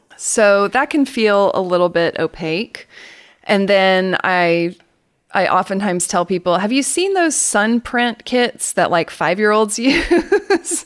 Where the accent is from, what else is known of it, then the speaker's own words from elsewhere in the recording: Atlanta, Georgia, United States; accent: Southern; I am from Atlanta, Georgia, and you will hear me say things like y'all, and you'll hear my Southern accent